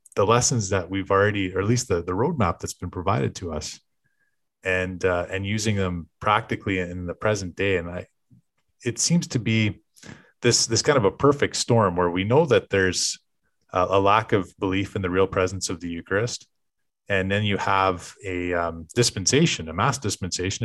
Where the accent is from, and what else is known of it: Canada